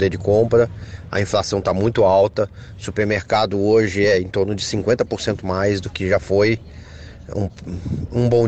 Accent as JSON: {"language": "Portuguese", "town": "Atibaia", "region": "São Paulo", "country": "Brazil", "said": "sou de Atibaia."}